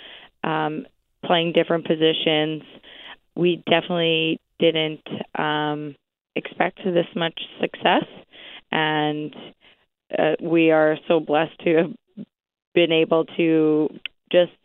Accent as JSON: {"language": "English", "town": "Gimli", "region": "Manitoba", "country": "Canada", "tie": "born or raised there"}